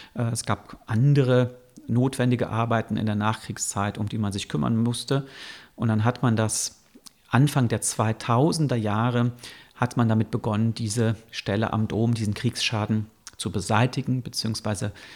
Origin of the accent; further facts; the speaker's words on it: Bonn, North Rhine-Westphalia, Germany; also born or lived in Cologne; Ich bin in Bonn geboren und auch in der Nähe aufgewachsen